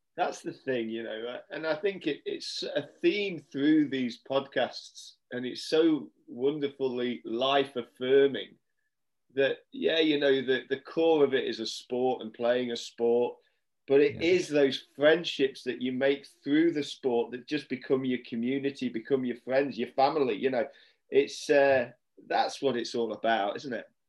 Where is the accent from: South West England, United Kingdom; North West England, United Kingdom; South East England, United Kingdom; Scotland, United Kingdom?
North West England, United Kingdom; Cumbria; when I was a junior growing up in Cumbria